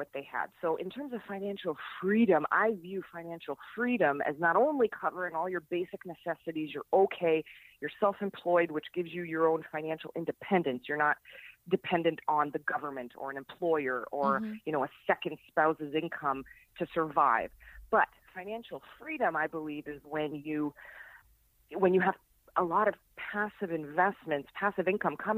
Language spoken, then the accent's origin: English; Niagara Falls, Ontario, Canada; I was born and raised in Niagara Falls, Canada. Lived there my entire life